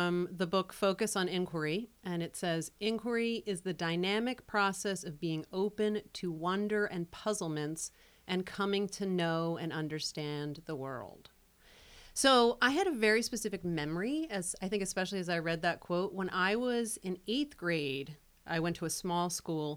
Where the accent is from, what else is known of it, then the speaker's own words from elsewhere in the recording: Philadelphia, Pennsylvania, United States; also born or lived in Vermont; now in Manchester, United States; I grew up in Philadelphia, and I've been in Vermont for about 20-plus years